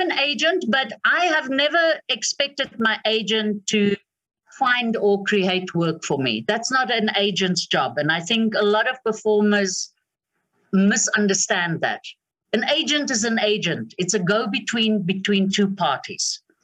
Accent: South Africa; as a South African

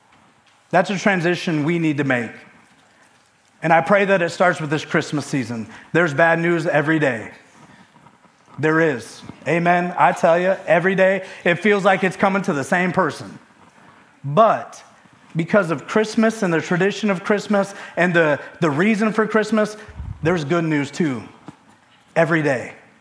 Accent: Michigan, United States; now in West Virginia, United States; I'm from Michigan

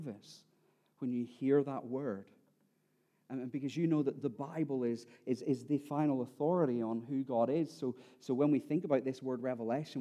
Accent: Ireland; I am Irish and that next year I will be 40

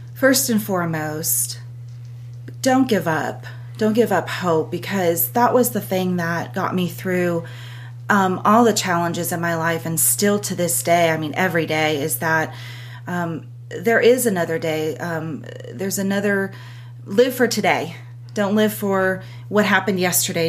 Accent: Southern California, United States; moved away as an adult; now in Lawrenceburg, United States; born and raised in California, Southern California

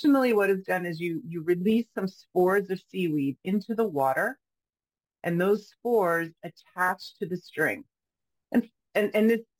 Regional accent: New York, United States; moved away as an adult; also born or lived in France / Paris; now in Portland, United States; I grew up in New York State

